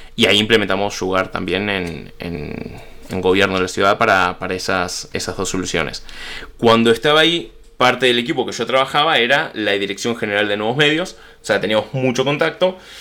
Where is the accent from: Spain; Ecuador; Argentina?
Argentina; Buenos Aires; accent: Rioplatense; soy de Buenos Aires, nacido, criado, pura cepa porteño